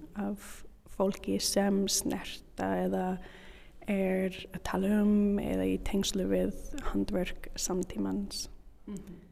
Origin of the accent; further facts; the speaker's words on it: Canada; Icelandic is a second language; moved away as an adult; now in Reykjavík, Iceland; Ég er síningarstjóri frá Kanada